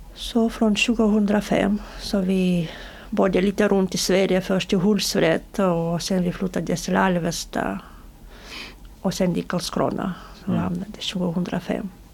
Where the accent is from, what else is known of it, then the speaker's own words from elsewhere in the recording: Belarus; Swedish is a second language; now in Sweden; få tillbaka våra pass som beslagtogs innan vi, innan vi flydde från Belarus